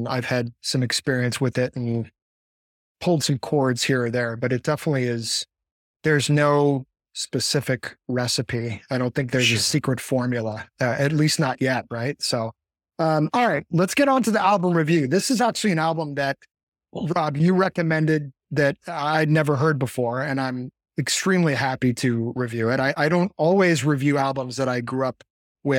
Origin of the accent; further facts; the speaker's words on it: Boston, Massachusetts, United States; I grew up in the Boston area